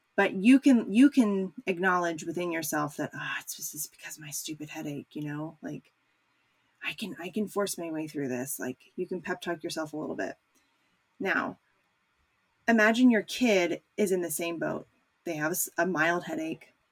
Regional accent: United States; as an American

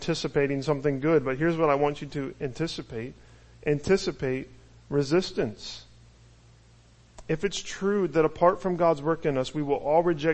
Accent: United States; as American Christians

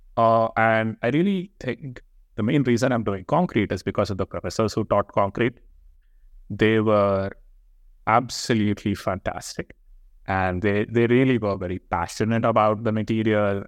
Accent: Hyderabad, Telangana, India; moved away; I come from India, uh, from this place called Hyderabad

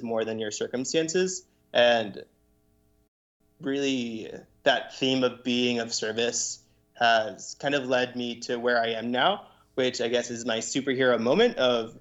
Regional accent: Lancaster, Pennsylvania, United States; also born or lived in Puerto Rico; my family moved to Lancaster when I was 5 years old

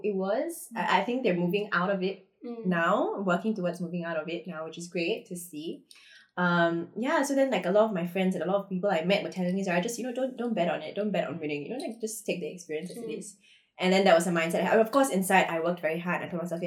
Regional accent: India; I'm Indian

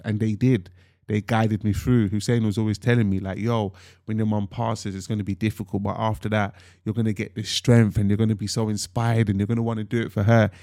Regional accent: London, United Kingdom; I'm from North London, Tottenham, Broad Water Farm to be specific.

